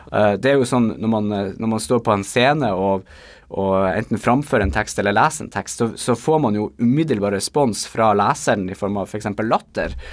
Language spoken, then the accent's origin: Norwegian; Bodø, Nordland, Norway; accent: Bodø dialect; now in Tromsø, Norway; det er jo min dialekt som jo er Bodø-dialekter, som etter hvert er blitt litt utvanna av en god del år eh, som jeg har bodd i Tromsø.